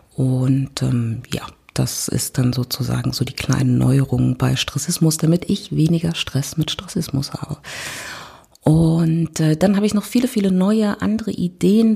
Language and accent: German; Berlin, Germany; ich komme aus Berlin